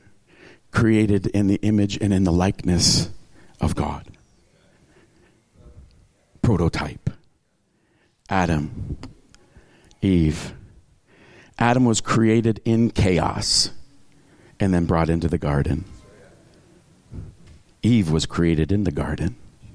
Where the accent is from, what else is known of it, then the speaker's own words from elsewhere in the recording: Tyendinaga Mohawk Territory, Ontario, Canada; I grew up in the Tondonega Mohawk Territory